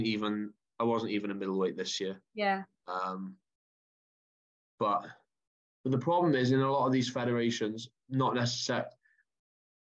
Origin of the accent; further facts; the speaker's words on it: United Kingdom; I have a British passport, and obviously I'm British